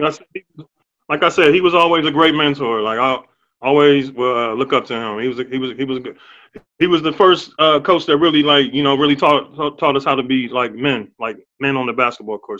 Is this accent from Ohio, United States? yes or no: yes; Ohio, United States; I grew up in Ohio